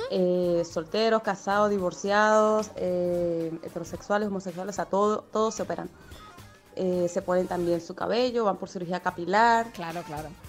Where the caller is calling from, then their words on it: Madrid, Community of Madrid, Spain; de Madrid, soy enfermera y trabajo en una clínica de cirugía plástica